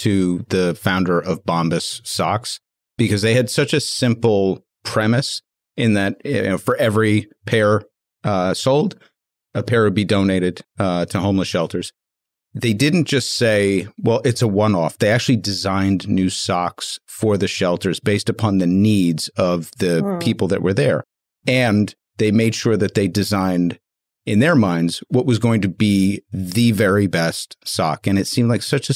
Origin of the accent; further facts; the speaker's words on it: New York, United States; I'm not from a warm weather spot. I'm from New York